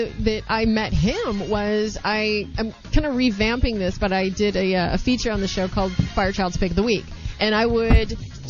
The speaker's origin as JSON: {"language": "English", "town": "St. Louis", "region": "Missouri", "country": "United States", "said": "I'm from St. Louis"}